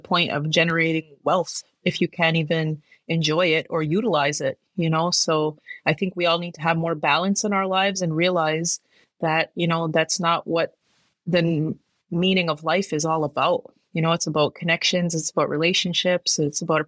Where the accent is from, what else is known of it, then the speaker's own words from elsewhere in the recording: Kahnawake, Quebec, Canada; especially here as Gnyatgahaga people, you know, we are already a part of the Rodinusuni or the Iroquois Confederacy